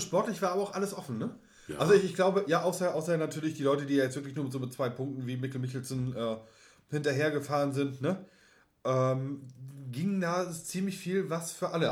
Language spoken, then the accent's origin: German; Germany; wir als Deutsche